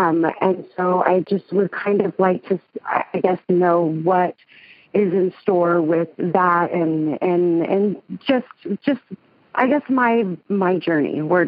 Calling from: Bakersfield, California, United States; Bakersfield, California.

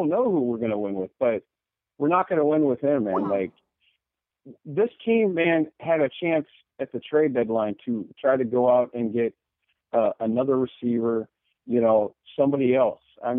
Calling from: Portland, Oregon, United States; from Portland, Oregon, man.

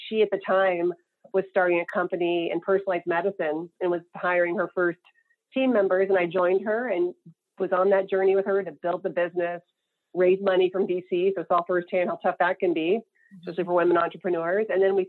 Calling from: California, United States; I am in Marin County outside of San Francisco

